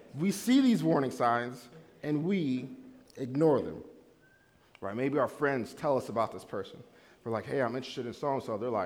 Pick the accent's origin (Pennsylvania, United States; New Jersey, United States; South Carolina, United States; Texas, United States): New Jersey, United States; I'm from New Jersey